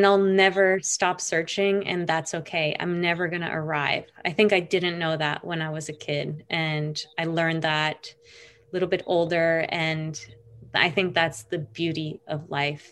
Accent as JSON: {"language": "English", "town": "Orlando", "region": "Florida", "country": "United States", "tie": "born or raised there", "said": "I was lucky enough to have some great training in Orlando where I grew up"}